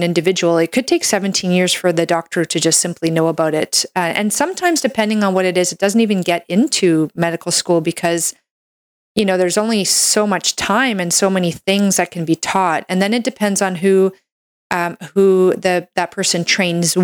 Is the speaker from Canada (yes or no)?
yes; Canada; I'm a Canadian medical doctor